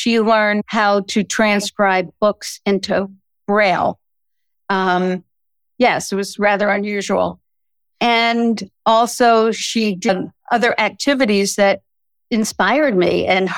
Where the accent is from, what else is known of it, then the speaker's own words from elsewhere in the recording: Brooklyn, New York, United States; also born or lived in Connecticut; now in Washington, D.C. area, United States; My husband and I grew up in Brooklyn, New York, got married, moved to Connecticut